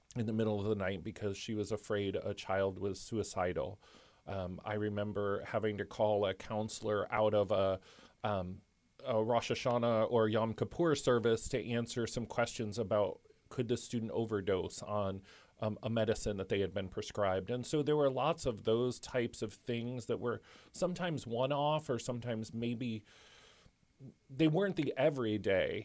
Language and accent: English; Chicago, Illinois, United States; moved away as an adult; now in Muncie, United States; Growing up in Chicago